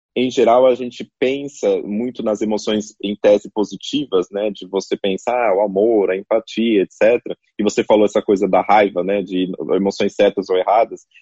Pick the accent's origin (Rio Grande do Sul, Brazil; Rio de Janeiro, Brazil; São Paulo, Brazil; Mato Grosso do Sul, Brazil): São Paulo, Brazil; Carapicuíba / Osasco; acho que nasci em Carapicuíba, foi registrado em Osasco, ou, ou o contrário, não lembro